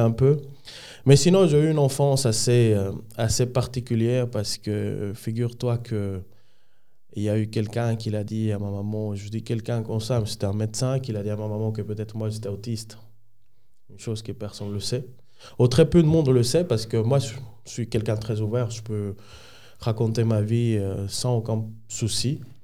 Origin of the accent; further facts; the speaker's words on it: Dominican Republic; French is a second language; moved away as an adult; now in Switzerland; Je viens de la République dominicaine. je suis né un samedi 23 à 11h.